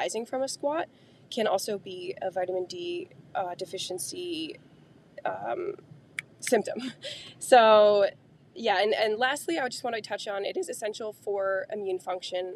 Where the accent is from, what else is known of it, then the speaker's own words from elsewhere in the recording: Connecticut, United States; We're from Connecticut, so we get a lot of heavy winters